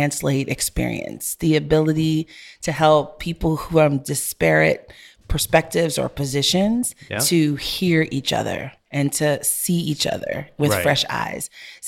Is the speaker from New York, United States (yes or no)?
yes; Brooklyn, New York, United States; also born or lived in Jamaica / Texas; I'm not from Houston. I was born in Jamaica, grew up in New York and Brooklyn and Flatbush. I grew up with hip hop. We all grew up together.